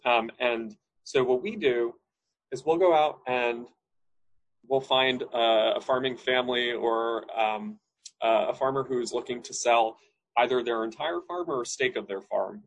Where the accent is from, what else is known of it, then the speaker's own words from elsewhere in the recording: Hudson Valley, New York, United States; I grew up in the Hudson Valley, New York State